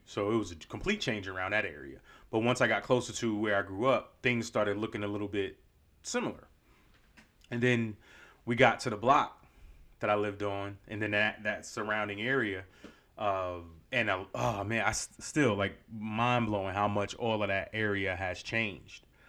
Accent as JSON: {"language": "English", "region": "New York", "country": "United States", "tie": "born or raised there", "moved": "yes", "said": "my childhood growing up in New York"}